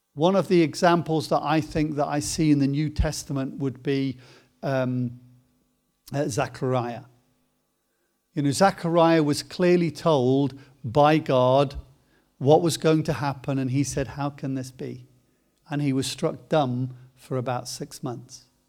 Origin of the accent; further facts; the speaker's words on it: Coventry, West Midlands, United Kingdom; spent a, a lot of time growing up in Coventry